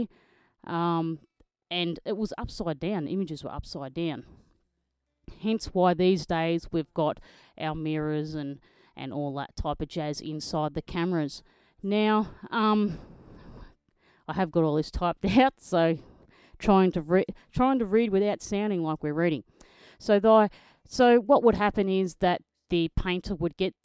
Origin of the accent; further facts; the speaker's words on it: Australia; I'm an Australian motocross photojournalist.